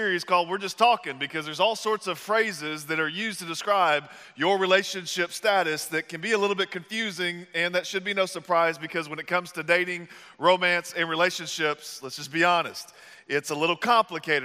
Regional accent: the South, United States; moved away; I'm from the South

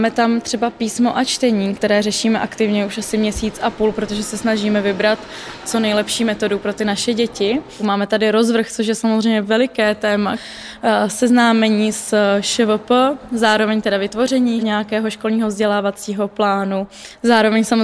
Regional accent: Kutná Hora, Central Bohemian Region, Czechia; já jsem z Kutné hory původně

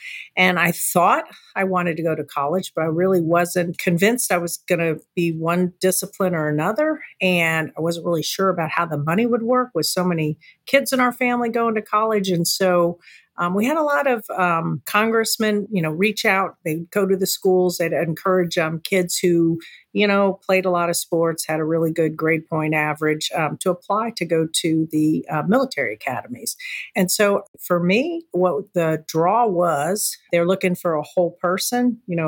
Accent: Space Coast, Florida, United States; you're also a fellow Floridian, I grew up here on the Space Coast in a small community, a beach community, 22 miles south of the Kennedy Space Center.

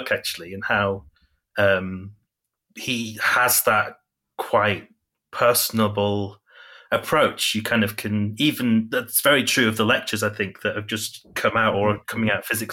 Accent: Yorkshire and the Humber, United Kingdom; now in Huddersfield, United Kingdom; I am a writer and photographer from Yorkshire, in the UK.

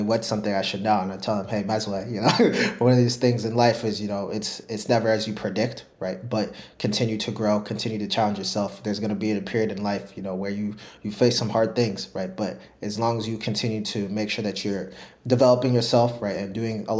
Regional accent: Minnesota, United States; moved away; I grew up in Minnesota

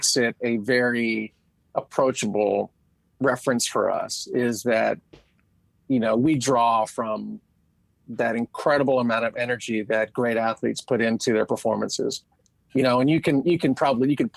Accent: outside of Philadelphia, Pennsylvania, United States; I grew up outside of Philadelphia

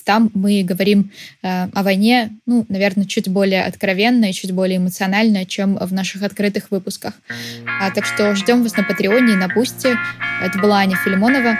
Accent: Odesa, Odesa Oblast, Ukraine; moved away; Я просто из Одессы. Я жила в Одессе, когда он был э, главой области

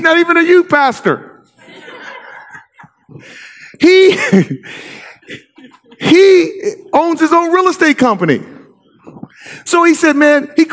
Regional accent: Inglewood, California, United States; moved away as an adult; also born or lived in Corvallis, Oregon; now in Oregon, United States; I grew up in LA, born and raised in Inglewood

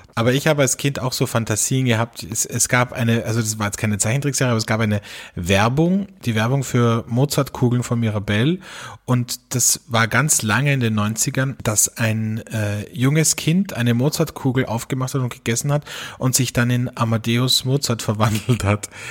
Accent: Austria; bei uns in Österreich

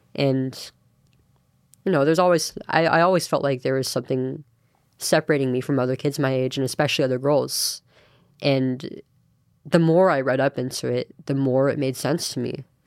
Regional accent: Manteca, Central Valley, California, United States; I'm from Antica. And, um, born and raised there

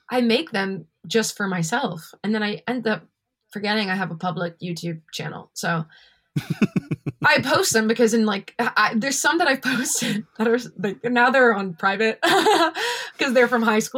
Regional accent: Hamilton, Ontario, Canada; I'm from Hamilton. Um, yeah, Ancaster area

